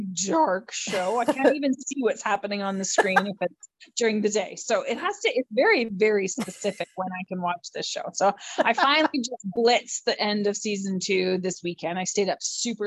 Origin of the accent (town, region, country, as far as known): Canada